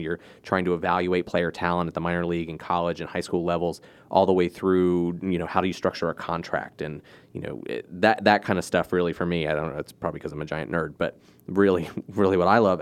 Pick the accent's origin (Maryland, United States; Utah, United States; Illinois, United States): Maryland, United States; I grew up in Maryland